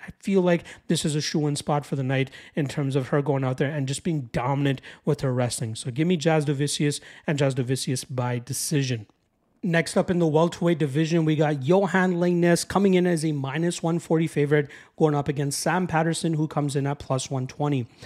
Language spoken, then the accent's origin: English; Toronto, Ontario, Canada; my hometown of Toronto, Ontario, Canada. I guess I'm just outside of Toronto